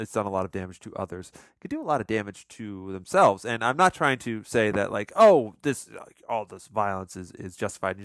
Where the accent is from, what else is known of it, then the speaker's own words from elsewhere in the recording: United States; growing up in America in the 90s